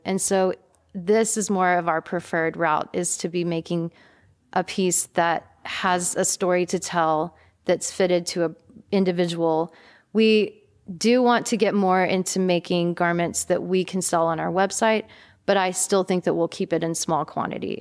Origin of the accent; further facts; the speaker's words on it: East Texas, United States; now in Austin, United States; growing up in East Texas